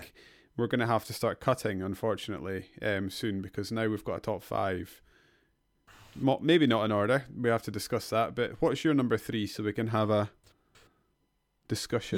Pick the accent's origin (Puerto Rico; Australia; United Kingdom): United Kingdom; Edinburgh, Scotland; my hometown Edinburgh